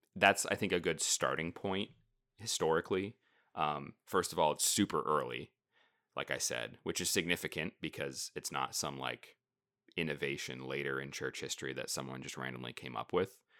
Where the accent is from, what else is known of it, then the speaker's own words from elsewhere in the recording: United States; being American, modern, you know, twenty-first century Protestants